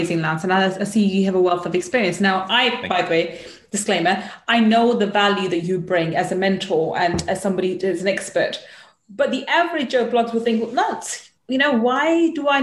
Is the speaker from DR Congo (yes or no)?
no; England, United Kingdom; being English, I'm in the UK